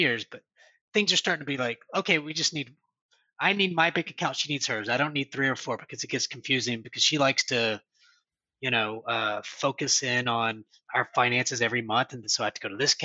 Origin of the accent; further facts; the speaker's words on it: United States; I'm an American